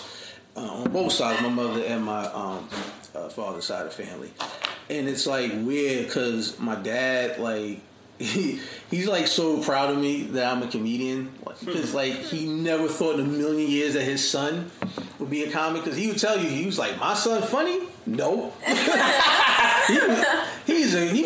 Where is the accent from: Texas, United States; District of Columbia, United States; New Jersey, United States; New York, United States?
New Jersey, United States; Jersey City; I grew up, born and raised in Jersey City, middle class family